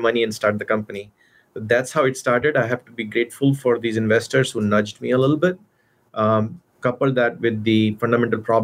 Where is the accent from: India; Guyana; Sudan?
India; moved away as an adult; also born or lived in Arizona / Austin, Texas; now in California, United States; I grew up in India. I did my bachelor's there